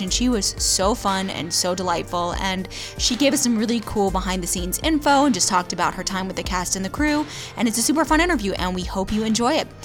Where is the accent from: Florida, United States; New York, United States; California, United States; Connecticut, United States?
Florida, United States; We're from Florida